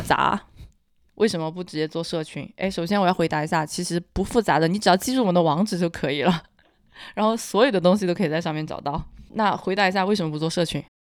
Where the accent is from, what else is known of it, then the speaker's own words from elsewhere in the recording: Hunan, China; accent: Hunan; 我不算湖南口音，我是湖南，湖南人的通病，就是 L N 不分